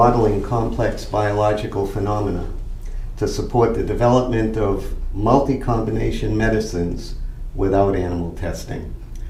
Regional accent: Sharon, Massachusetts, United States; I'm from Sharon, Massachusetts.

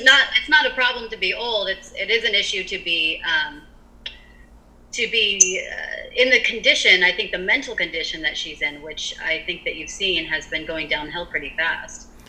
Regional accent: United States; as an American

